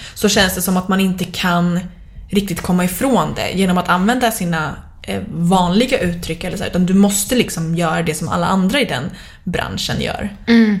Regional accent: Sweden; som svensk

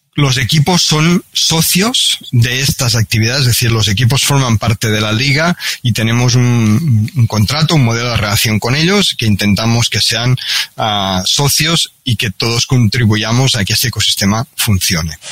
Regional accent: Catalonia, Spain; now in Barcelona, Spain; aunque yo no soy de Barcelona, soy, soy, soy catalán, de un pequeño pueblo de, Cataluña

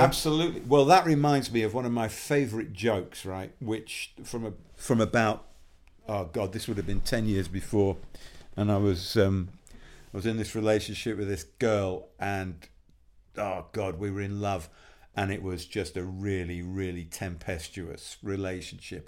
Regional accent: Yorkshire and the Humber, United Kingdom; I grew up in West Yorkshire

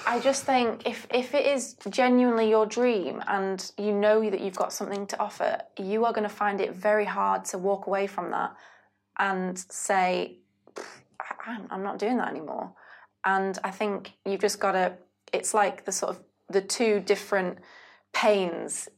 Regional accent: United Kingdom; I am British

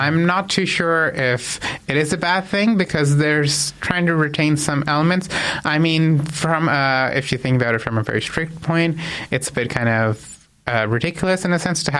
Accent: Canada; I mean, I'm Canadian.

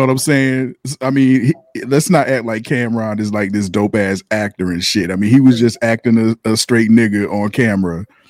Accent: Philadelphia, Pennsylvania, United States; moved away; I'm originally from Philly

